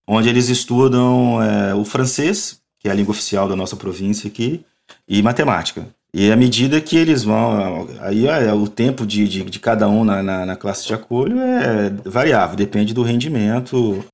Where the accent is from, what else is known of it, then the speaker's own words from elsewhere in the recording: Brazil; moved away as an adult; now in Montreal, Canada; nunca vou deixar de ser brasileiro